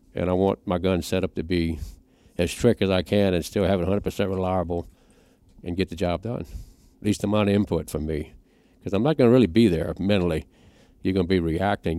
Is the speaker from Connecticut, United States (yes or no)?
no; Louisiana, United States; I'm from Louisiana, it's like a hundred degrees all the time.